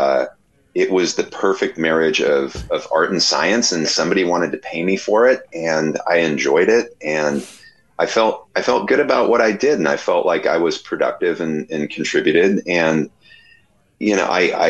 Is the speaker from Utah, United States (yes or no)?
no; Bay Area, California, United States; I grew up in the Bay Area in the cradle of thrash metal